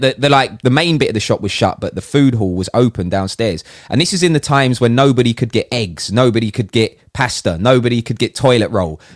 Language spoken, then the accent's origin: English; United Kingdom; as a Brit